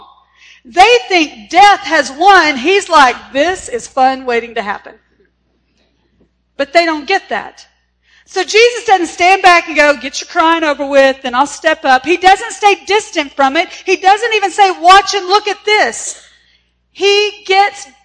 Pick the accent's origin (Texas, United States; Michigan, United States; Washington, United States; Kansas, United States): Texas, United States; In my hometown, where I graduated from high school